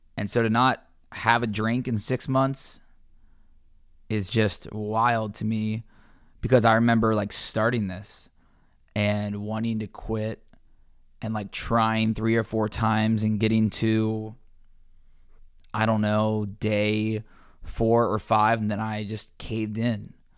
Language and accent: English; Cincinnati, Ohio, United States; moved away as an adult; also born or lived in Georgia / Louisiana; being a sports reporter in my hometown, covering my favorite teams, the Bengals, the Reds, University of Cincinnati, my high school